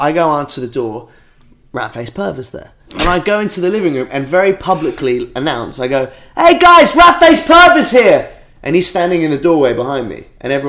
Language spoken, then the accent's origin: English; Norwich, East of England, United Kingdom; now in London, United Kingdom; Back in the day, when I grew up in Norwich